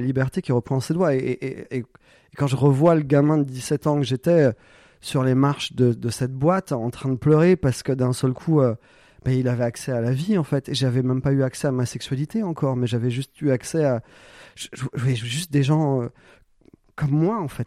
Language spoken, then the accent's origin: French; Corsica, France; moved away; also born or lived in Paris / Montpellier; je suis corse. je viens d'un petit village de 80 habitants